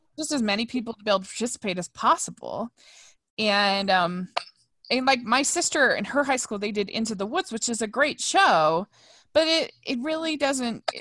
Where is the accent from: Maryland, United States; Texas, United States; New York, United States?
Maryland, United States; now in Utah, United States; in the town that I grew up in Maryland